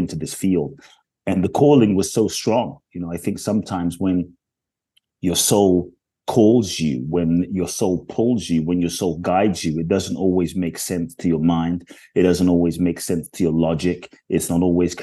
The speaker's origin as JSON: {"language": "English", "region": "London", "country": "United Kingdom", "tie": "born or raised there", "also_born_or_lived": "Ghana", "moved": "yes", "lives_now": "United States", "said": "I grew up in London"}